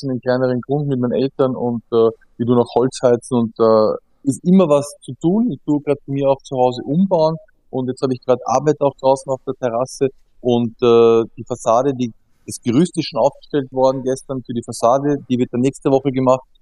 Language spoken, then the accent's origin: German; Austria; Ich muss ja gestehen, ähm, ich, bei uns in Österreich gibt's ja das Bundesheer